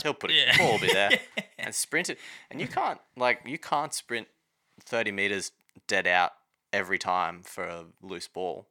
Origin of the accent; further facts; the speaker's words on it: Redcliffe, Queensland, Australia; I was born in Redcliffe